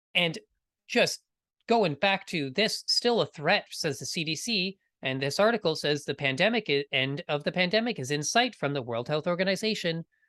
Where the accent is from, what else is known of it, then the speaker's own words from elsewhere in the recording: Canada; I am from Canada.